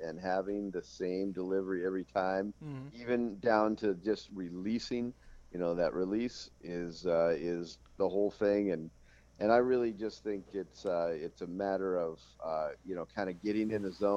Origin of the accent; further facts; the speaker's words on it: Montana, United States; moved away as an adult; now in Minot, United States; growing up in Montana